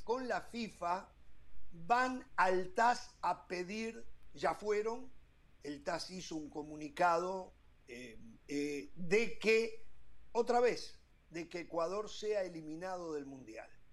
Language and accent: Spanish; Uruguay; A mí no me representa como uruguayo Danubio a mí me representa la selección uruguaya